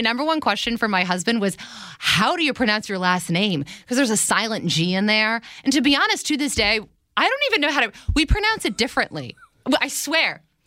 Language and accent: English; New Jersey, United States; I'm from New Jersey